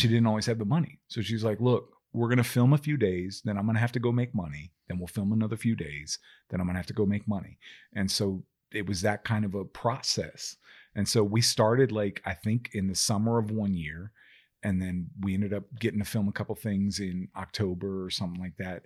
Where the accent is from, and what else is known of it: Maryland, United States